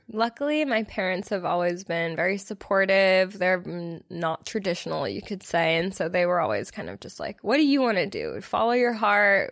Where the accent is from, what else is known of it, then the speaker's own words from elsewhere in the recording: Los Angeles, California, United States; moved away as an adult; now in Austin, United States; I'm from LA. I grew up in Los Angeles, California